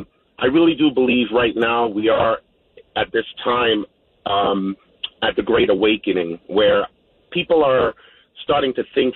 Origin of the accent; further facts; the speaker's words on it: Guyana; now in New York, United States; You know, I came from South America, Guyana, in 1977, landed in the Bronx and did my thing.